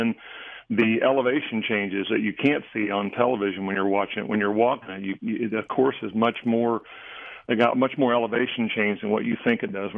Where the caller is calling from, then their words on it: St. Petersburg, Florida, United States; St. Petersburg, Florida today.